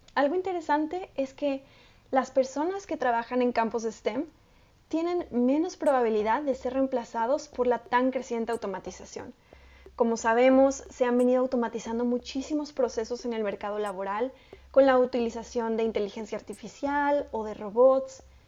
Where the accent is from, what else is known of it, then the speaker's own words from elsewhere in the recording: Mexico; yo soy mexicana, entonces este, pongo ahí el ejemplo de mi país